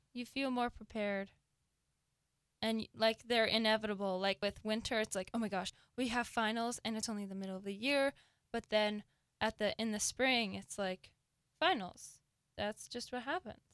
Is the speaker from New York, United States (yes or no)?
no; Seattle, Washington, United States; I am from Seattle